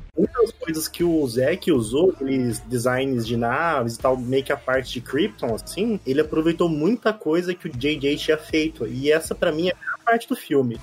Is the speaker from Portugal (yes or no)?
no; Brazil; a gente é brasileiro, gosta de futebol